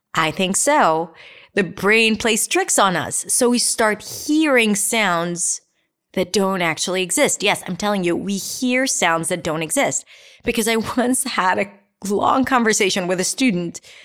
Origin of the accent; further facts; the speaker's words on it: Israel; accent: Israeli; I'll say it with my Israelist accent.